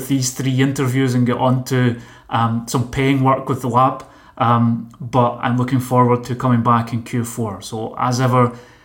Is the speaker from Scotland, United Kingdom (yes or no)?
yes; Motherwell, Scotland, United Kingdom; now in Barcelona, Spain; we're from neighbouring towns in Scotland. I'm from Motherwell